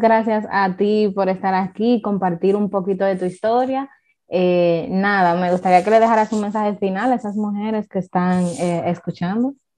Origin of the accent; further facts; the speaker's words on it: Dominican Republic; Yo como dominicana